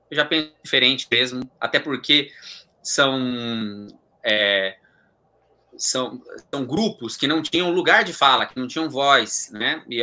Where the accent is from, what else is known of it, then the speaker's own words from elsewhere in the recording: Osasco, São Paulo, Brazil; Eu sou, eu sou de Osasco, cara